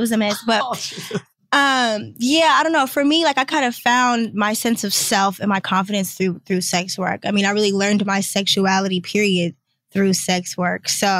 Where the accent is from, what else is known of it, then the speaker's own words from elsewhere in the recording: Detroit, Michigan, United States; now in Atlanta, United States; I'm from Detroit.